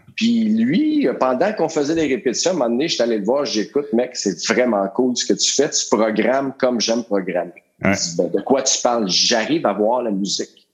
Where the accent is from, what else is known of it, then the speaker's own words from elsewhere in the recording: Joliette, Quebec, Canada; moved away as an adult; also born or lived in Montreal; moi, je viens de Joliette